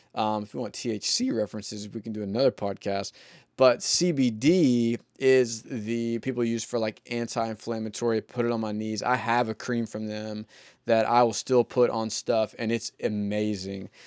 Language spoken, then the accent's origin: English; the South, United States; I grew up in the South